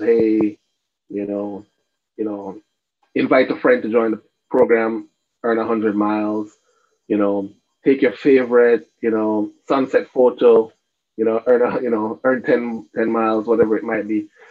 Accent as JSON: {"language": "English", "country": "Cayman Islands"}